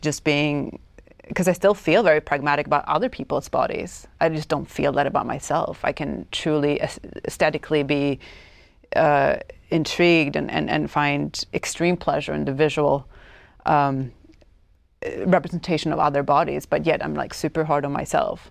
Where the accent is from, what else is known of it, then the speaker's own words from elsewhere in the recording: Stockholm, Stockholm County, Sweden; English is a second language; moved away as an adult; also born or lived in United States; I grew up in Stockholm, Sweden, in, in the eighties